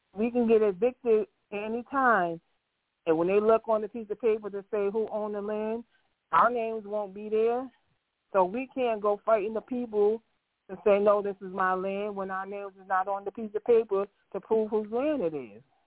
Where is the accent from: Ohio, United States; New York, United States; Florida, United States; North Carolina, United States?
New York, United States; growing up in New York